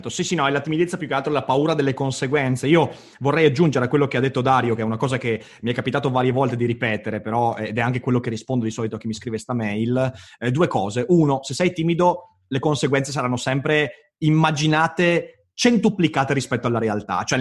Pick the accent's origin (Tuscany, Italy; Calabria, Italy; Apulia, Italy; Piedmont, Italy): Tuscany, Italy; Livorno; trattenendo in quanto livornese.